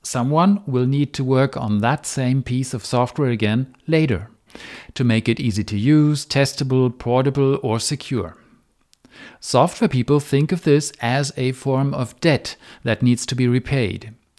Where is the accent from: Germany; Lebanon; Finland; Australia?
Germany; first language German; English is a second language; In German, my native tongue, the word for debt, Schulden, is the plural form of the word for guilt, Schuld.